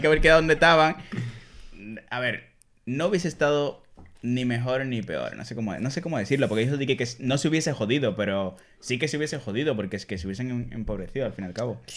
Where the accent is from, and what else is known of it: Dominican Republic; born or raised there; accent: Dominican; now in Spain